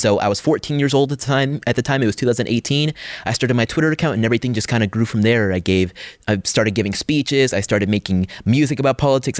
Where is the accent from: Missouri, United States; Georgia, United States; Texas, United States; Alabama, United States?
Georgia, United States; Atlanta; my home state of Georgia